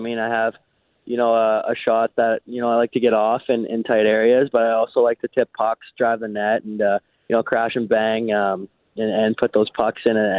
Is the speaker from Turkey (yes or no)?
no; Canada; especially as a Canadian boy to a Canadian team.